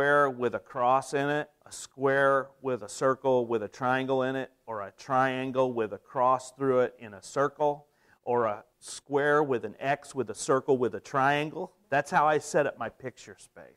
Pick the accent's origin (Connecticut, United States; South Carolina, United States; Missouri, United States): Missouri, United States; Potosi; I grew up in Potosi, Missouri